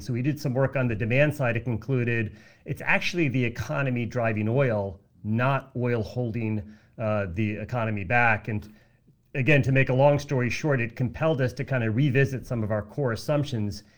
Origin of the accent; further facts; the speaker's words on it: United States; I am an American